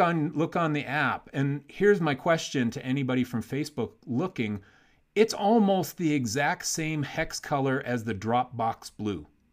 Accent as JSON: {"language": "English", "town": "Warsaw", "region": "Indiana", "country": "United States", "tie": "born or raised there", "also_born_or_lived": "Chicago", "said": "That's where I'm from, man. I went to Warsaw High School."}